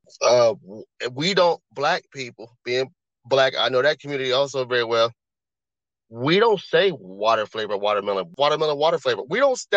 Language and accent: English; Midwest, United States; also born or lived in Florida; I'm from the Midwest